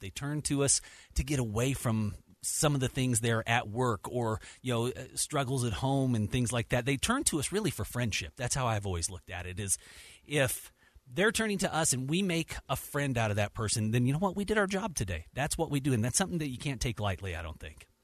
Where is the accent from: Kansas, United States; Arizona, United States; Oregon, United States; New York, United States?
Kansas, United States; Dodge City; now in Salt Lake City, United States; I was born and raised in Dodge City, Kansas